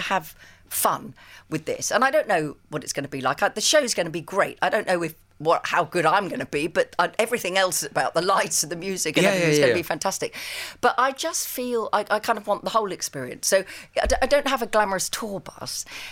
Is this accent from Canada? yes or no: no; England, United Kingdom; also born or lived in Sussex; I am terribly English